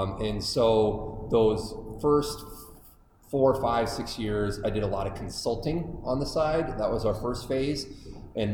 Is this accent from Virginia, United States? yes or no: no; Iowa, United States; I grew up on a farm in a small town in Iowa.